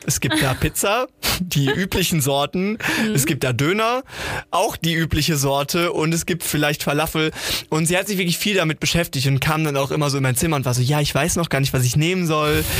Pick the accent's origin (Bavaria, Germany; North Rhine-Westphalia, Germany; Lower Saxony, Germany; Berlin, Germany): North Rhine-Westphalia, Germany; Sauerland; Wir haben ja letztes Mal schon über meine Heimat gesprochen, das geliebte Sauerland